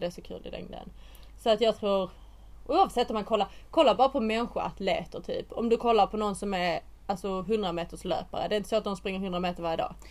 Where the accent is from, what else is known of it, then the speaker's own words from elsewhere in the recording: Sweden; now in England; när jag bodde hemma i Sverige